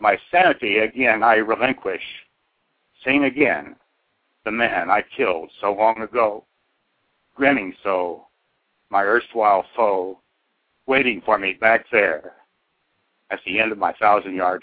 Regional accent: Oklahoma, United States; also born or lived in Southeast Idaho; now in Idaho, United States; I'm from Oklahoma originally

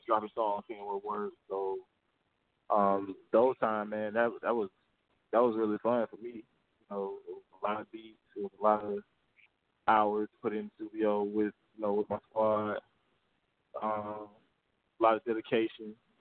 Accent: Mississippi, United States; moved away as an adult; now in Atlanta, United States; I was born and raised in Mississippi

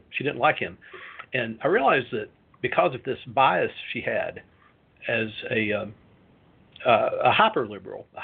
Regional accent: Knoxville, Tennessee, United States; moved away; also born or lived in Bloomington, Indiana; I grew up in Tennessee, in Knoxville.

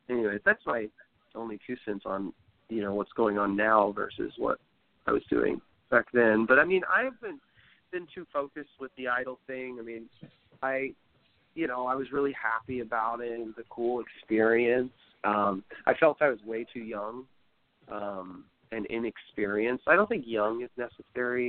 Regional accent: The Woodlands, Texas, United States; I'm originally from the Woodlands

